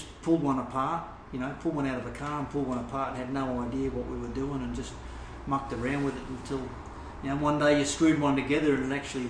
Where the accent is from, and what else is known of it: Sydney, New South Wales, Australia; born or raised there